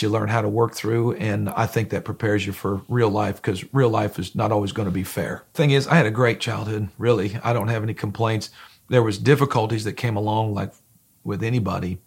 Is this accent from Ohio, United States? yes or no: yes; Grafton, Ohio, United States; now in Danville, Kentucky, United States; I grew up in Northeast Ohio. It was a small town, uh, called Grafton, Ohio, in Lorraine County